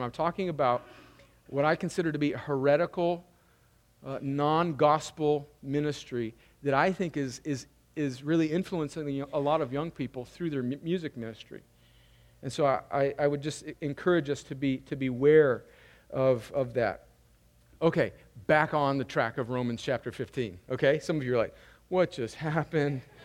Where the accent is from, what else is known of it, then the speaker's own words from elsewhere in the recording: California, United States; moved away; which is where I'm from, my home state of California